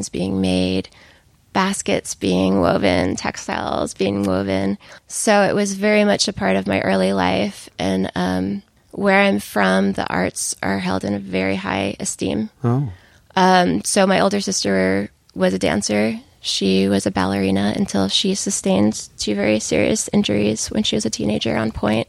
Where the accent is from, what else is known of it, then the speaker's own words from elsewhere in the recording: Southern Connecticut, United States; moved away as an adult; also born or lived in Boston; now in Austin, United States; So I grew up in Southern Connecticut, about an hour from Manhattan.